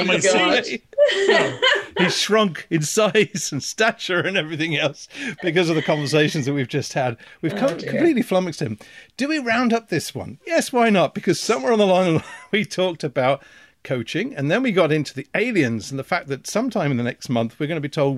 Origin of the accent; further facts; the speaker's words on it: the Midlands, England, United Kingdom; now in Belfast, United Kingdom; having grown up in the Midlands in England